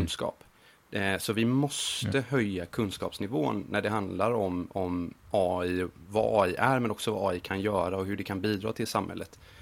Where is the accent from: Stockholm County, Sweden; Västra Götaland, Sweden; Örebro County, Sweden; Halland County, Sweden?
Västra Götaland, Sweden; Gothenburg; moved away as an adult; now in Montreal, Canada; jag är en grabb från Göteborg